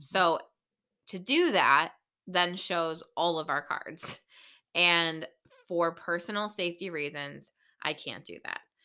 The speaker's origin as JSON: {"language": "English", "town": "Buffalo", "region": "New York", "country": "United States", "said": "we're from Buffalo, New York"}